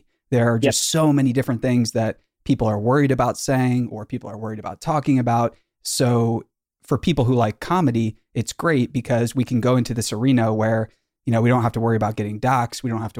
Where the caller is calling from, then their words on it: California, United States; So Kelly, I'm calling you from Silicon Valley